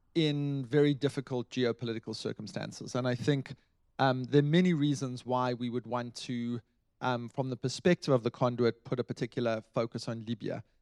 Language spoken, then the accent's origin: English; South Africa; I come as a South African, I come from a country which um, had a revolution